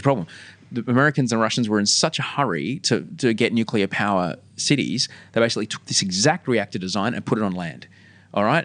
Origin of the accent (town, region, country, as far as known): Australia